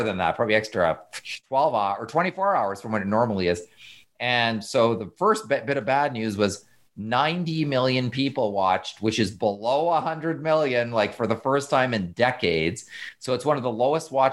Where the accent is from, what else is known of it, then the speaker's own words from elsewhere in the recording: Canada; I'm a Canadian citizen